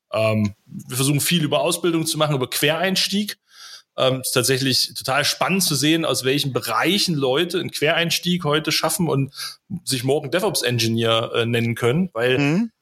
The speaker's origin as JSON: {"language": "German", "town": "Weimar", "region": "Thuringia", "country": "Germany", "said": "ich komme ja hier aus Thüringen"}